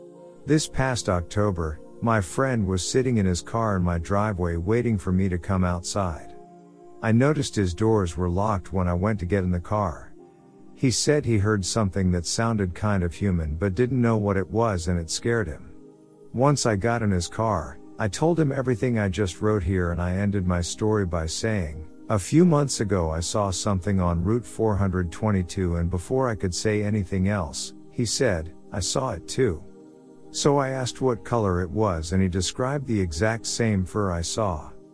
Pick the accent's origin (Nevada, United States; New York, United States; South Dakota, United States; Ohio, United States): Nevada, United States; Henderson; I'm from Henderson, Nevada.